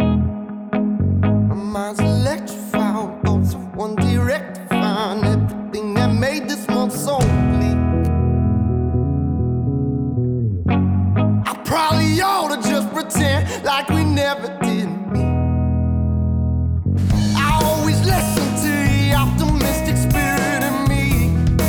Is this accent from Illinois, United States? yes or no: yes; Schaumburg, Illinois, United States; moved away; also born or lived in Milwaukee; I'm from Schaumburg. Well, I go to school in Milwaukee